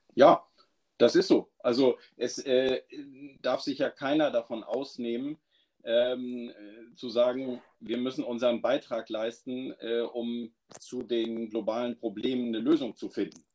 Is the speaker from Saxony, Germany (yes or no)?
no; Schleswig-Holstein, Germany; now in Neustrelitz, Germany; wohnhaft in Neustrelitz, gebürtig aus Schleswig-Holstein